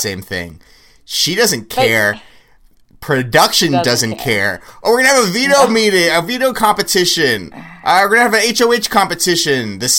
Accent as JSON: {"language": "English", "region": "Kentucky", "country": "United States", "said": "I'm from Kentucky."}